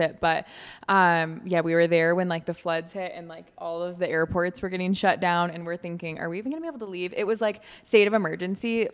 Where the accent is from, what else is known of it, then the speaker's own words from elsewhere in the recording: Michigan, United States; moved away as an adult; also born or lived in Alabama; now in Florida, United States; I'm from Michigan